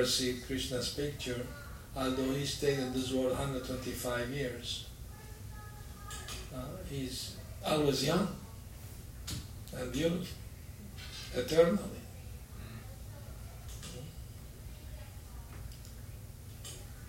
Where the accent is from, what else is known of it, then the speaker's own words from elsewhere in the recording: Aleppo, Aleppo Governorate, Syria; moved away; I was born in Aleppo, Syria, Middle East.